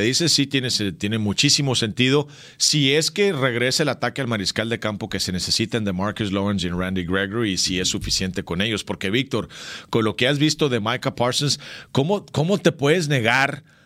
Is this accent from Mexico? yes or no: yes; Cananea, Sonora, Mexico; en mi pueblo, en Cananea, también había un ojo de agua